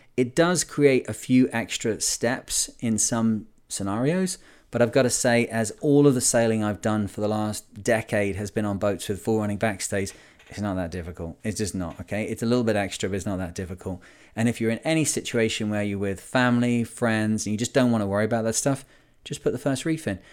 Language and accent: English; Lancashire, North West England, United Kingdom; I'm from Lancashire in the U K